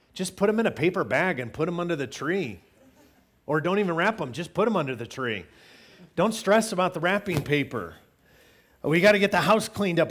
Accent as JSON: {"language": "English", "region": "Illinois", "country": "United States", "tie": "born or raised there", "said": "Growing up in Illinois, we had tornado drills all the time"}